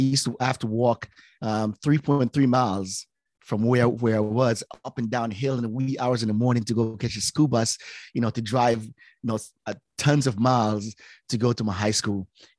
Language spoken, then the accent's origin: English; Jamaica; also born or lived in Pensacola, Florida / California; now in United States; born and raised in Jamaica.